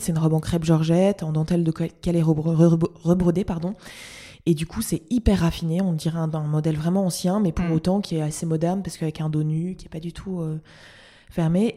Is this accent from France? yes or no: yes; Lille, Hauts-de-France, France; je suis lilloise